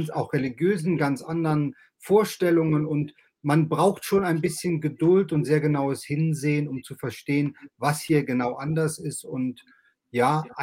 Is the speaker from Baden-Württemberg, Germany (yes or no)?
no; Langenhagen, Lower Saxony, Germany; moved away as an adult; also born or lived in Lago Maggiore; now in Switzerland; Ich bin in Hannover Langenhagen aufgewachsen und dann in Hannover zur Schule gegangen, war Pfarrer der Hannoverschen Landeskirche, der Lutherischen Landeskirche und bin dann mit meiner Familie ins Ausland gegangen, ins Auslandspfarramt an den Lago Maggiore für acht Jahre.